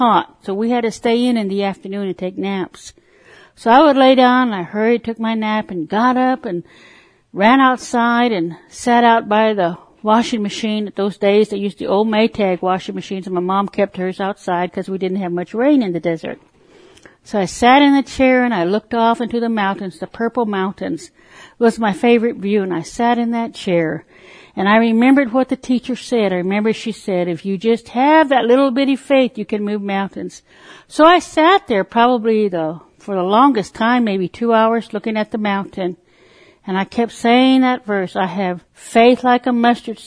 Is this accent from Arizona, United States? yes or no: yes; Parker, Arizona, United States; also born or lived in Lake Havasu, California; now in Tulsa, United States; I was born on the Colorado River Indian Reservation in Parker, Arizona. As a child, my mother, who was a Christian, would take us to church, the Poston Baptist Church, at the lower end of the reservation.